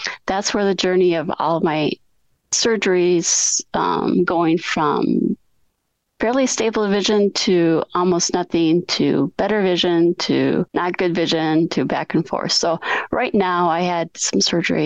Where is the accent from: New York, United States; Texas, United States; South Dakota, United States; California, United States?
South Dakota, United States; Groton; now in Sioux Falls, United States; I grew up in Groton, which is the northeast corner of the state